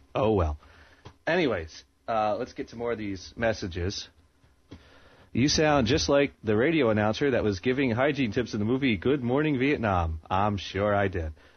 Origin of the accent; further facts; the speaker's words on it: Maine, United States; growing up in Maine here, there's like nothing to do here.